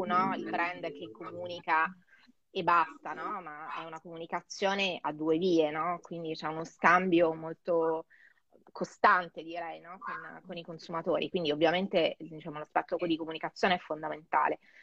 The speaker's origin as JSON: {"language": "Italian", "town": "Rome", "region": "Lazio", "country": "Italy", "also_born_or_lived": "Geneva", "moved": "as an adult", "lives_now": "Milan, Italy", "said": "E poi sono tornata a Roma, eh, appunto io sono romana, quindi sono tornata a casa"}